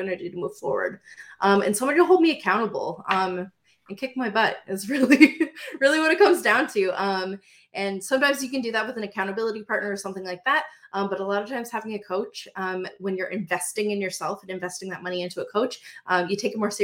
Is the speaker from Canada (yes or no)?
yes; Windsor, Ontario, Canada; I am from Windsor, Ontario.